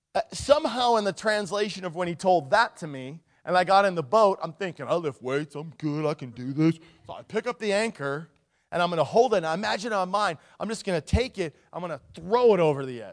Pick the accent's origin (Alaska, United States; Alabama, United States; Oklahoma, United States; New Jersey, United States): Alaska, United States; Nikiski; I grew up in Nikiski and in the, on the Kenai, you know, in the Cook Inlet